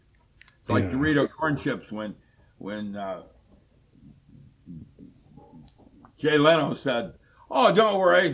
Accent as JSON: {"language": "English", "country": "China", "tie": "born or raised there", "said": "That's when I grew up in China."}